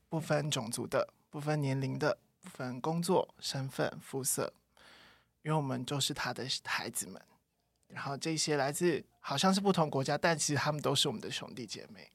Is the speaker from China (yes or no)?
no; Taiwan; 我们自己身为台湾人